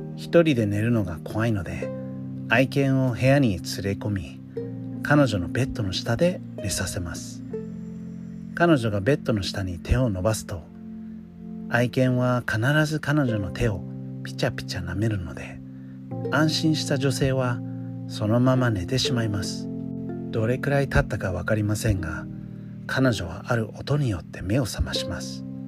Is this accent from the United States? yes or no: yes; United States; Japanese is a second language; moved away; 私の母国でもあるアメリカ